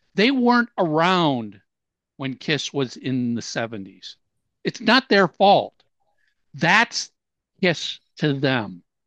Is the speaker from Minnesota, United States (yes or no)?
yes; Minnesota, United States; I'm from Minnesota